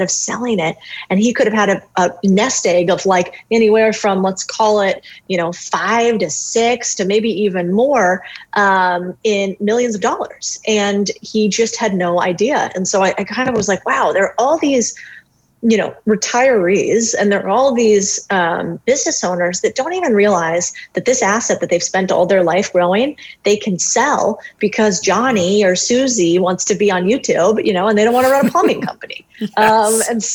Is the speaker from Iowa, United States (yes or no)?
no; Phoenix, Arizona, United States; I grew up in Arizona. So family's immigrants. My father's family's from Spain, but I grew up in Phoenix, Arizona.